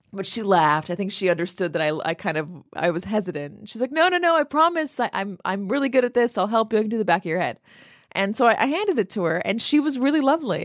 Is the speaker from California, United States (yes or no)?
yes; Los Angeles, California, United States; I'm from Los Angeles.